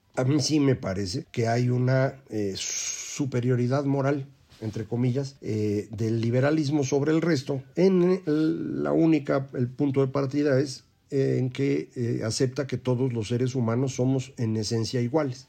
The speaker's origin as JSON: {"language": "Spanish", "country": "Mexico", "said": "nosotros funcionamos en México"}